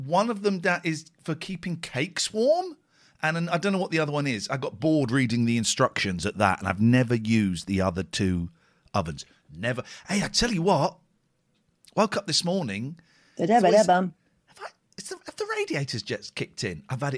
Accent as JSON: {"language": "English", "town": "Bradford", "region": "Yorkshire and the Humber", "country": "United Kingdom"}